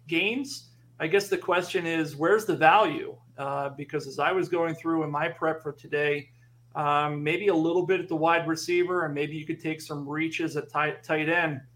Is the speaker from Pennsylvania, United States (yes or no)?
yes; Philadelphia, Pennsylvania, United States; Philly, my hometown.